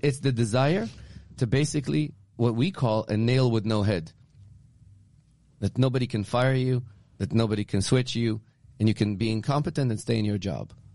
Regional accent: Israel; now in Newton, United States; growing up in Israel because I grew up in a communist country

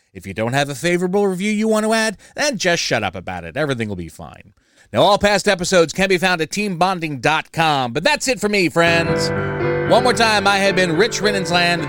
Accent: New Jersey, United States; I'm from Jersey

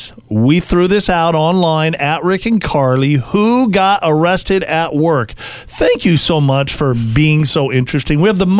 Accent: San Diego, California, United States; I grew up in San Diego, California.

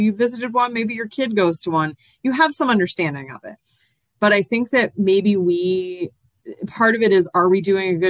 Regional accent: Massachusetts, United States; I'm from Massachusetts originally

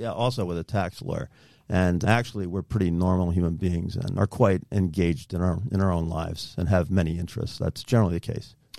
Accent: Cranford, New Jersey, United States; I grew up in New Jersey, in Cranford, New Jersey

